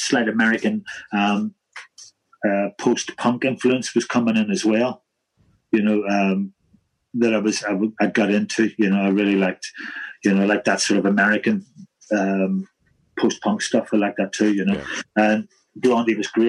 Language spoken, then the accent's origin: English; Holywood, Northern Ireland, United Kingdom; moved away; Knocknagonny, Redburn, White City, and I'm from Redburn.